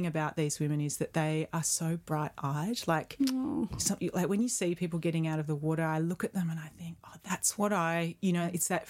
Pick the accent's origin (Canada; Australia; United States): Australia; Perth, Western Australia; I mean, I grew up in Perth, sure. But my family were not a beach-going family.